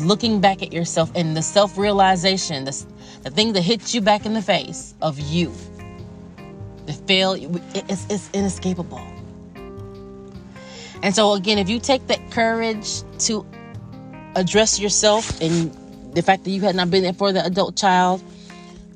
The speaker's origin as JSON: {"language": "English", "country": "United States", "said": "I am an American with African ancestry"}